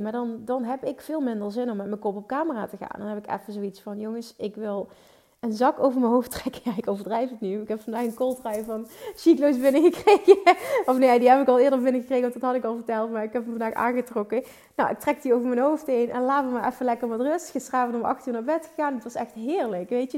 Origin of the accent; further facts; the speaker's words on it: Limburg, Netherlands; Ik kom uit Limburg